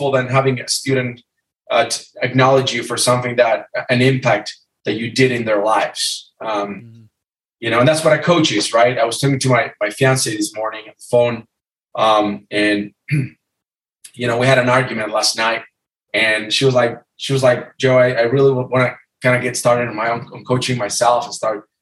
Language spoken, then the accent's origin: English; Argentina; moved away as an adult; also born or lived in Los Angeles, California; now in California, United States; I'm from Argentina. I'm 39 years old. I came to the U.S. on a scholarship.